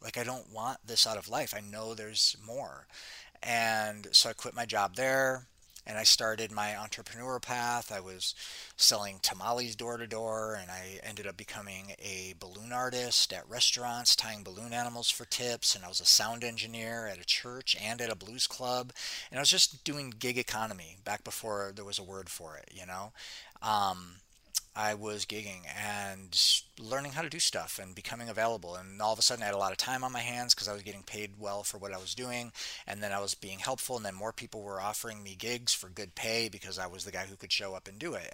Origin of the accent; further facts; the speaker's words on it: Detroit, Michigan, United States; moved away as an adult; now in Costa Rica; I grew up in Detroit. I grew up in Detroit, city